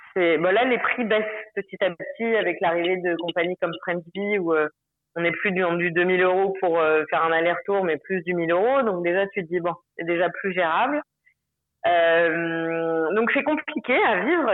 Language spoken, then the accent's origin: French; Paris, Île-de-France, France; moved away as an adult; now in Moorea, French Polynesia; je suis, parisienne et que j'ai adoré ma moi mon enfance à Paris